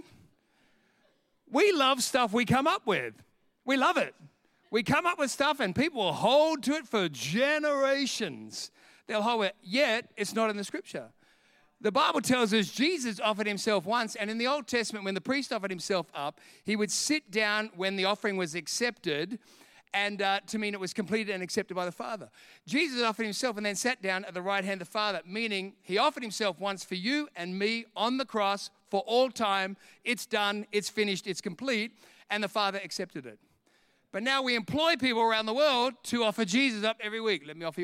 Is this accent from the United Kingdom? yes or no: yes; England, United Kingdom; I'm English. I speak English anyway.